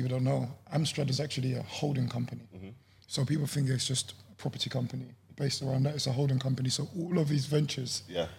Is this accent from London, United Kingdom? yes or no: yes; London, United Kingdom; I'm from East London.